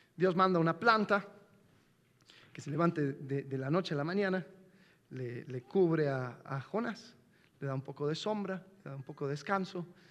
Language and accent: Spanish; United States; moved away; también soy gringo